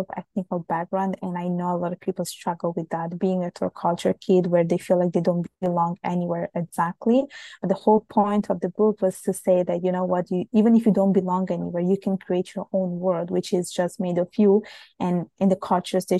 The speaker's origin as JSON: {"language": "English", "country": "Italy", "tie": "born or raised there", "moved": "yes", "lives_now": "Montreal, Canada", "said": "my parents are from Bangladesh, and I was born and raised in Italy"}